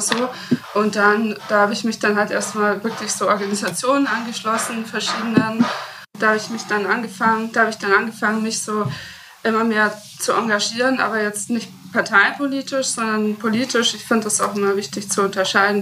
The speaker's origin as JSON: {"language": "German", "town": "Rosenheim", "region": "Bavaria", "country": "Germany", "tie": "born or raised there", "said": "ich bin ja äh, in Rosenheim aufgewachsen"}